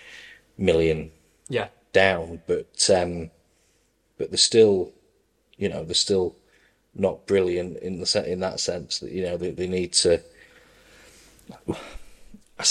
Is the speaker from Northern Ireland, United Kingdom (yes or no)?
no; Wales, United Kingdom; as a Welshman